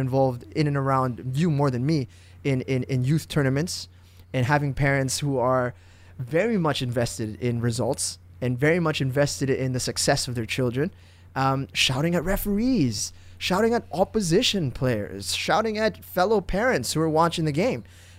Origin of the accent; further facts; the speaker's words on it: Indonesia; I grew up in Indonesia. {S1} Yeah. {S0} 8 years of my life I spent over there.